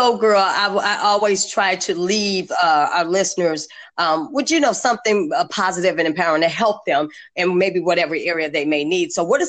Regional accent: Chicago, Illinois, United States; now in Atlanta, United States; I'm from Chicago

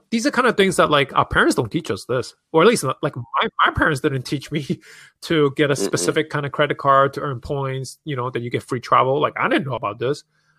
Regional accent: Hong Kong; moved away; Like people don't really know that I'm from Hong Kong, I'm an immigrant, and I used to work in finance.

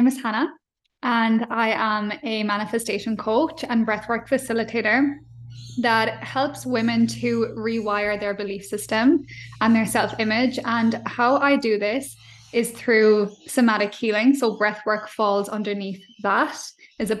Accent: Ireland; accent: Irish; moved away as an adult; now in Australia; growing up in Ireland

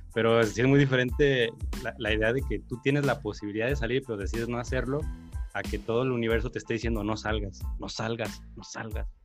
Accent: Atotonilco el Alto, Jalisco, Mexico; moved away as an adult; now in Guadalajara, Mexico; yo, soy foráneo, yo crecí en un pueblo, en Atotonilco

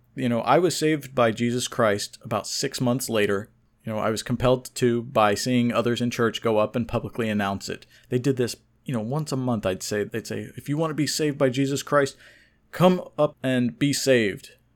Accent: Oklahoma, United States; I was born in Oklahoma to Iranian immigrants

